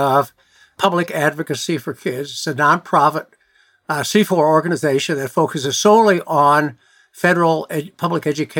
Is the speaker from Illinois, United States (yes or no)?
yes; Chicago, Illinois, United States; the South Side where I grew up. That was sort of the community that was not very privileged and not have a lot of opportunity